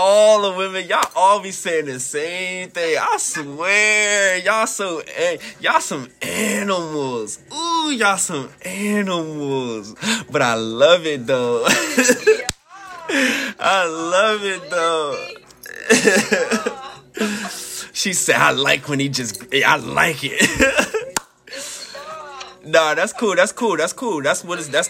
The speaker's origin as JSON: {"language": "English", "town": "Washington", "region": "District of Columbia", "country": "United States", "said": "I'm from D.C."}